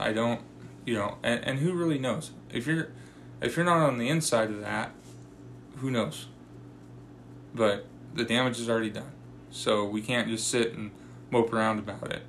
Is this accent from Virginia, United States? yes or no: no; Washington, United States; now in Kingman, United States; growing up in Washington